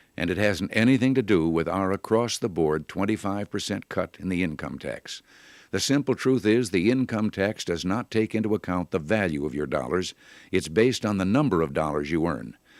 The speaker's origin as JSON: {"language": "English", "region": "Illinois", "country": "United States", "tie": "born or raised there", "moved": "yes", "said": "As a boy growing up in Illinois"}